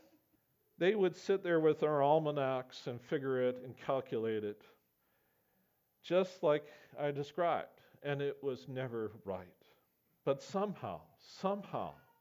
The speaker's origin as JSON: {"language": "English", "town": "Camrose", "region": "Alberta", "country": "Canada", "tie": "born or raised there", "said": "I grew up amongst farmers in Camrose, Alberta."}